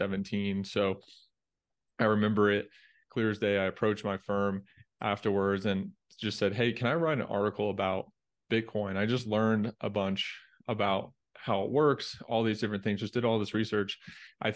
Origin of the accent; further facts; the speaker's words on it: Indiana, United States; moved away as an adult; also born or lived in Dallas; I grew up in Indiana